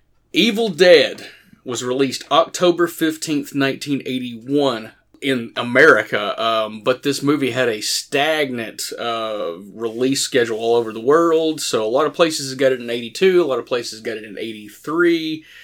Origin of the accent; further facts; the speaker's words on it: Morristown, Tennessee, United States; growing up in Morristown